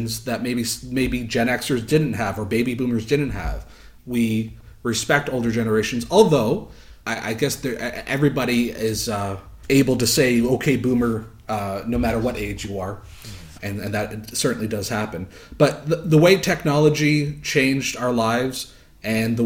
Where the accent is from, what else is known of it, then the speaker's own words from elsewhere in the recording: Southern Ontario, Canada; a sheltered kid growing up in Southern Ontario